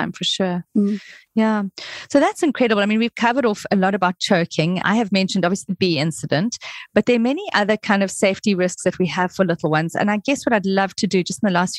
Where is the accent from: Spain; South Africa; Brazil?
South Africa; moved away; I'm from South Africa originally